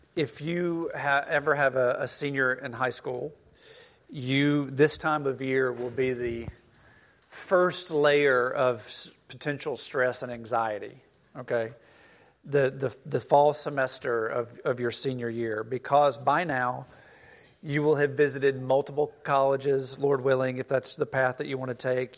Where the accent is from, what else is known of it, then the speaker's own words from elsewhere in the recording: Cleveland, Mississippi, United States; moved away as an adult; growing up in Cleveland, Mississippi